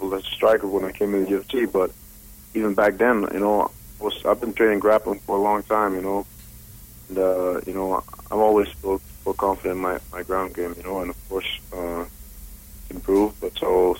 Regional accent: Denmark; moved away as an adult; now in Las Vegas, United States; I'm originally from Denmark

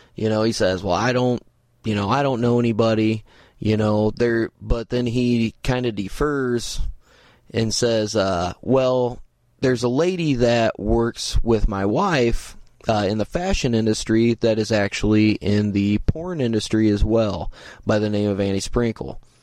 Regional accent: Indiana, United States; I'm from the Midwest, I'm from Indiana

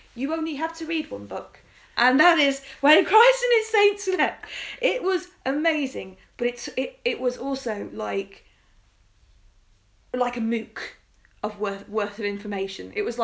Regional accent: England, United Kingdom; as an English kid you kind of learn your kings and queens

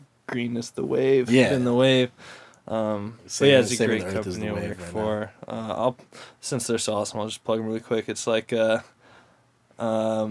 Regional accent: San Diego, California, United States; also born or lived in Irvine, California; I grew up in North County, San Diego, pretty much my whole life

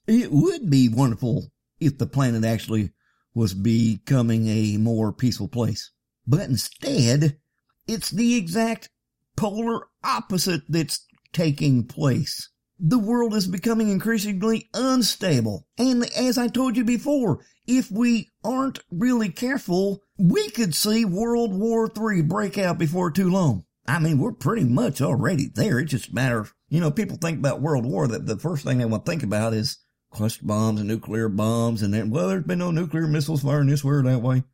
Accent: United States; I'm an American

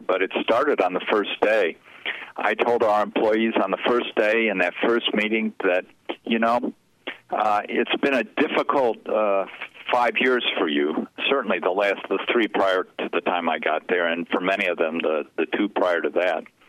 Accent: Chicago, Illinois, United States; I grew up in Chicago

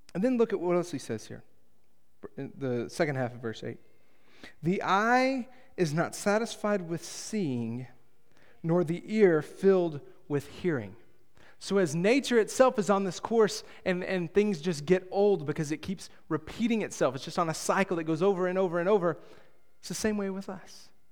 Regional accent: Texas, United States; My hometown has, I, I could find three people that have gained some level of fame, um, from, uh, from Tohoku, Texas

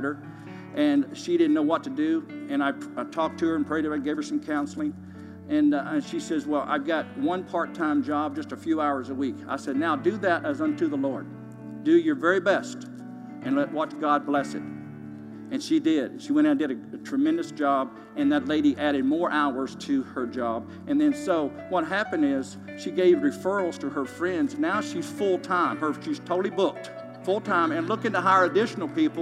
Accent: Kentucky, United States; moved away as an adult; now in Tulsa, United States; I'm originally from Kentucky, and I've been here since 1977 now. I was recruited to play basketball at Oral Roberts University out of Kentucky

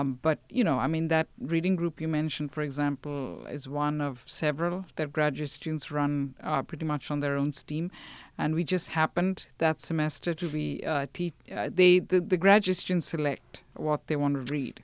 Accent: India; now in United States; growing up in India, since it was multilingual

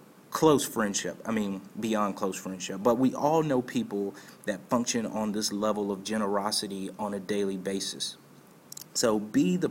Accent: Martinsville, Virginia, United States; my hometown of Martinsville, Virginia

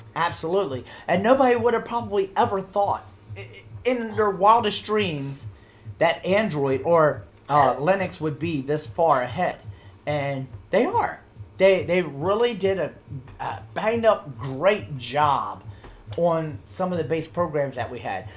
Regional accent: United States; as an American

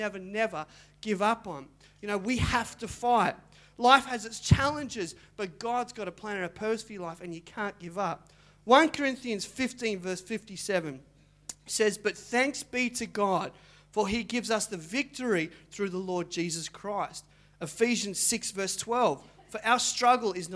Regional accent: Mandurah, Western Australia, Australia; I grew up in Mandurah

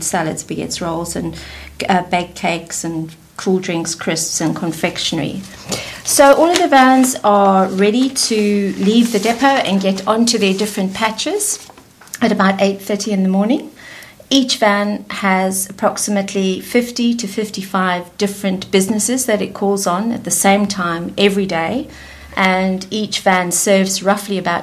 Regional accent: South Africa; accent: South African twang; moved away as an adult; also born or lived in London; now in United Kingdom; I was born in London, but I grew up in South Africa and returned to the UK 24 years ago, and somehow I've managed not to lose my South African twang

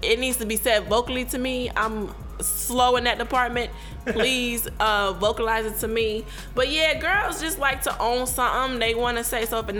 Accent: Virginia, United States; I was raised in Virginia.

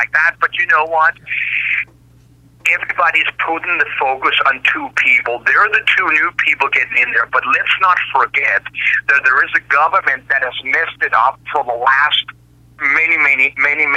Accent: Copenhagen, Capital Region of Denmark, Denmark; moved away as an adult; also born or lived in United States / Australia; I sort of returned back home to where I was born and raised in Denmark.

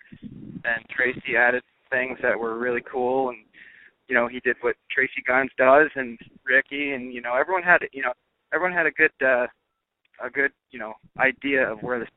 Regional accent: Iowa, United States; now in Tennessee, United States; Born in Iowa.

